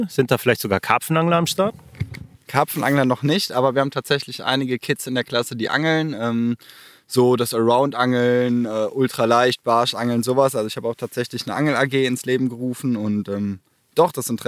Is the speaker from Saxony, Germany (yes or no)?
no; Erftstadt, North Rhine-Westphalia, Germany; Ich komme aus Erftstadt bei Köln